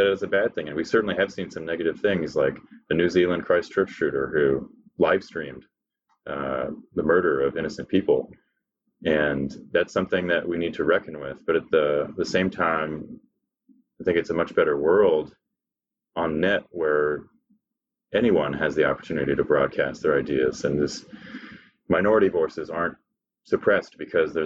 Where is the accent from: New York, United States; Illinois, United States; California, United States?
California, United States; I was born in California